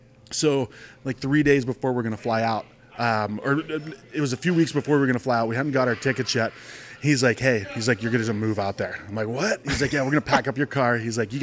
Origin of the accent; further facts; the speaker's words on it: Youngstown, Ohio, United States; now in Arizona, United States; No, I'm from Ohio. So I grew up in Ohio. I grew up around like Youngstown, Ohio.